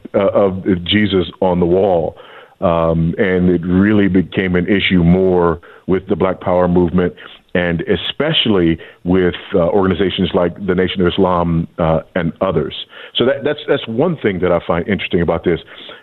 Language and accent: English; Los Angeles, California, United States; but I grew up in Los Angeles and it was still true there.